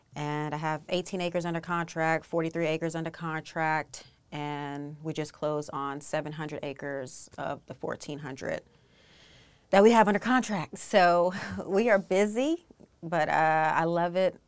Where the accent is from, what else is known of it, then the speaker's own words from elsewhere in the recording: Texas, United States; also born or lived in New York; I'm originally from New York. I was born in New York, raised in Texas